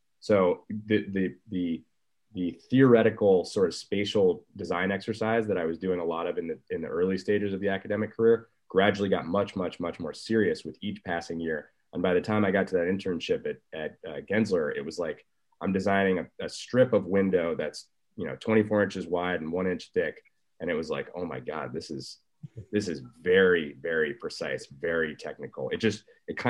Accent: San Francisco, California, United States; also born or lived in Colorado; I grew up in San Francisco and then I went to Colorado for college.

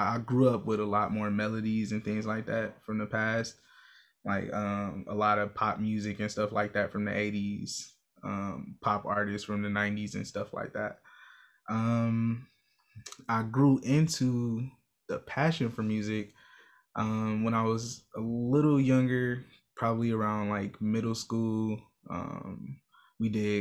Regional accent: Milwaukee, Wisconsin, United States; I'm from Milwaukee, Wisconsin, born and raised on the north side

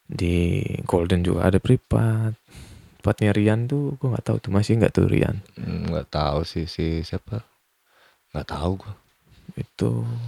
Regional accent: Lampung, Indonesia; kita orang Lampung

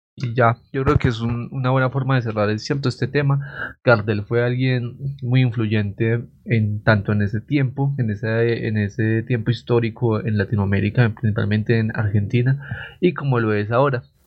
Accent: Coffee Axis, Eje Cafetero, Colombia; en esta parte del eje cafetero

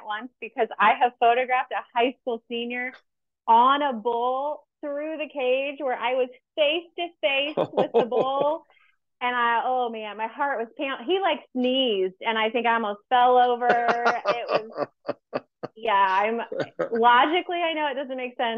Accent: Missouri, United States; moved away as an adult; also born or lived in Illinois; I'm from Missouri.

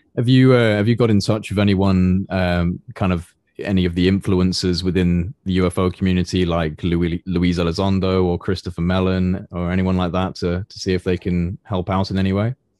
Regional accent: United Kingdom; speaking as a, as a British, uh, citizen

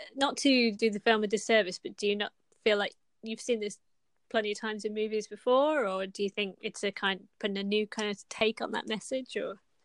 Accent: United Kingdom; we're British

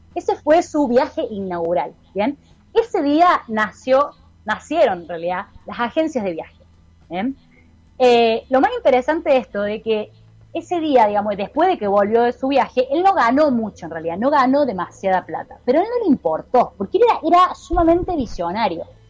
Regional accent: Argentina; moved away as an adult; now in Chile; yo vivo acá en Chile, pero también obviamente me crié durante mucho tiempo en Argentina

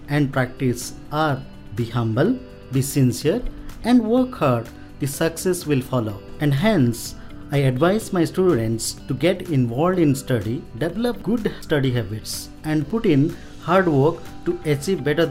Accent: Odisha, India; now in Bangalore, India; I am basically from Odisha. I have finished my schooling from Hrudananda High School, Tambakari, Moyurbhanj, Odisha

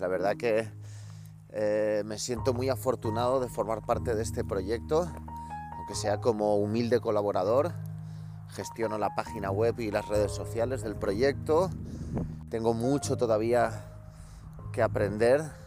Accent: Caracas, Capital District, Venezuela; yo nací en Caracas, Venezuela

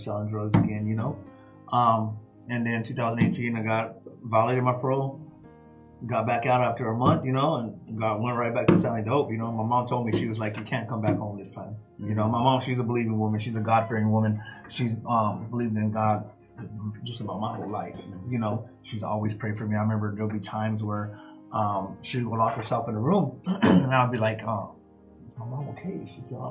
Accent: Tucson, Arizona, United States; I was born and raised in Tucson, Arizona

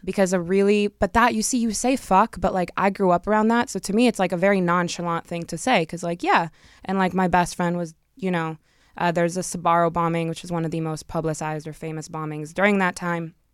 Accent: Israel; moved away; I grew up in Israel

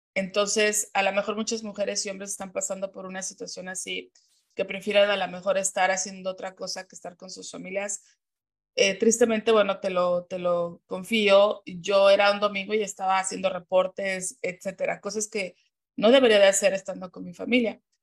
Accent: Mexico City, Mexico; moved away as an adult; now in United States; yo nací y crecí en la Ciudad de México, orgullosamente mexicana

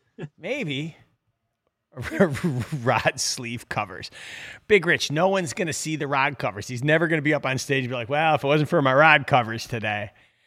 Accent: Oneida Lake, New York, United States; I grew up on Oneida

